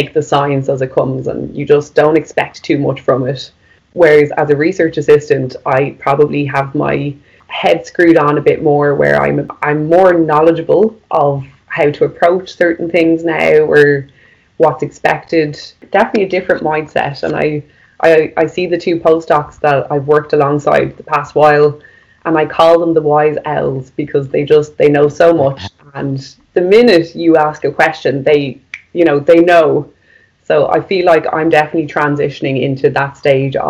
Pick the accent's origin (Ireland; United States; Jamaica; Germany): Ireland; Maynooth; my hometown was where my undergraduate degree was